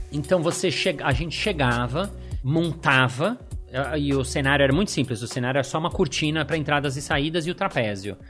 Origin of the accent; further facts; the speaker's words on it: Brazil; eu sou do Brasil